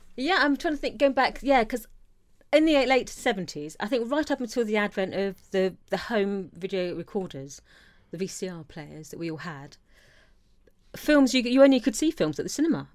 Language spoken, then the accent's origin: English; Isle of Wight, South East England, United Kingdom; American culture was completely alien growing up on the Isle of Wight.